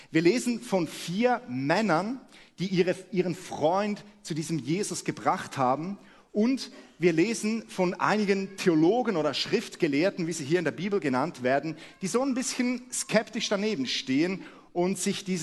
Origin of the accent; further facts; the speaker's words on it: Switzerland; moved away as an adult; now in Hamburg, Germany; Wie man unschwer hört, komme ich aus der Schweiz und wir leben seit einem Jahr in Hamburg.